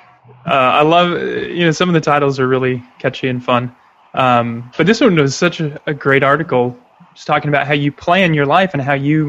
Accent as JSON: {"language": "English", "town": "San Diego", "region": "California", "country": "United States", "tie": "born or raised there", "moved": "yes", "said": "I grew up in San Diego"}